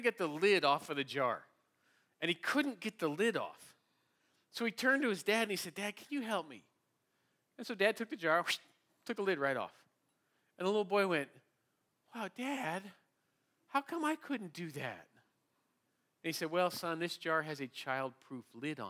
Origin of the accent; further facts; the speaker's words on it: San Diego, California, United States; we're from San Diego where we don't do a lot of ice and cold